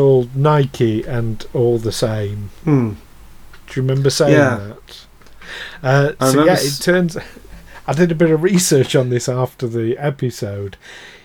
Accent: Yorkshire and the Humber, United Kingdom; as a Yorkshireman

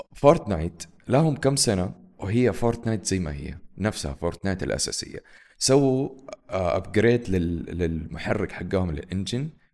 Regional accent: Saudi Arabia; عندنا في السعودية

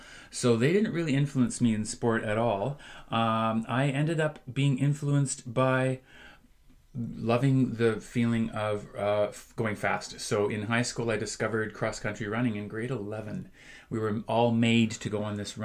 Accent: Duncan, British Columbia, Canada; now in Abbotsford, Canada; So one of the first things we all did on Vancouver Island was swimming lessons in an unheated pool at a private school. It was the only pool in Duncan

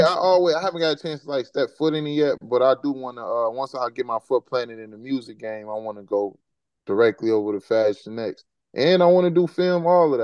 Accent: Chicago, Illinois, United States; moved away as an adult; now in Atlanta, United States; I'm from Chicago, so I don't come from that type of environment

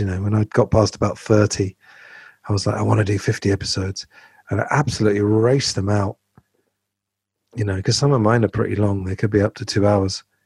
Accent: England, United Kingdom; growing up in England

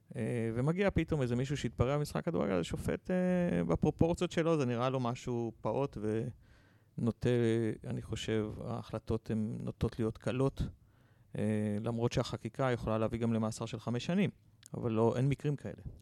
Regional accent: Petah Tikva, Central District, Israel; אני גדלתי בפתח תקווה

